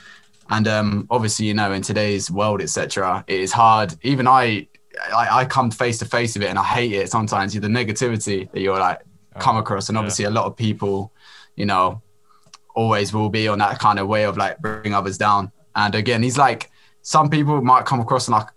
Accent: Brighton, South East England, United Kingdom; I'm from Brighton, UK.

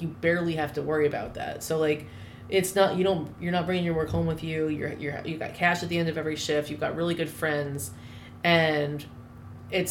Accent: North Carolina, United States; moved away as an adult; also born or lived in New Orleans / Philadelphia; I grew up pretty much in North Carolina

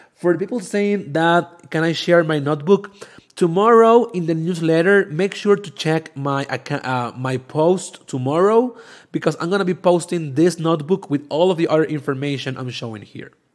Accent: Venezuela; now in Mexico; I'm from Venezuela

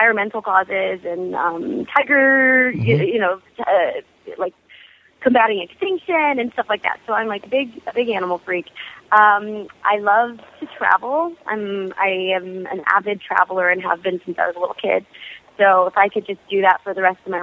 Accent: Arlington, Texas, United States; also born or lived in Italy / Singapore; I'm from Dallas, Fort Worth. I was born and raised in Arlington, Texas.

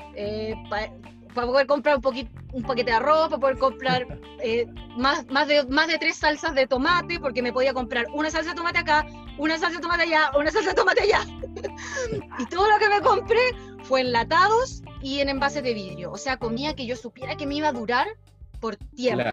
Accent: Chile; moved away as an adult; now in Australia; Yo llegué a Australia de vuelta de Chile a mediados de febrero

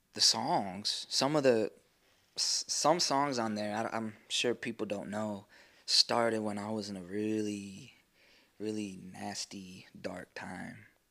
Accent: Amarillo, Texas, United States; now in Sherman, United States; I'm from Amarillo, Texas. Uh, but I, have lived in Sherman longer

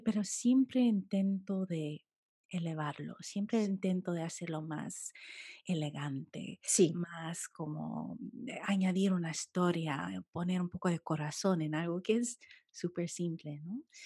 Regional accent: United States; now in London, United Kingdom; nací en los Estados Unidos y mis padres, mi padre es colombiano

